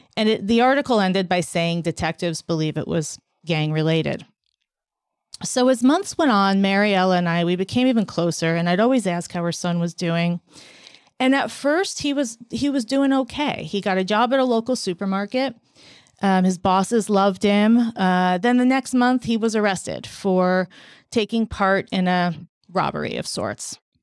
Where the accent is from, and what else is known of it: United States